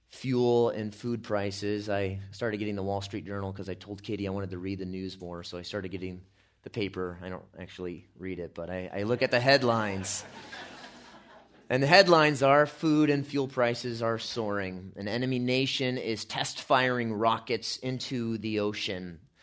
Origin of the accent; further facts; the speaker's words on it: California, United States; I'm from California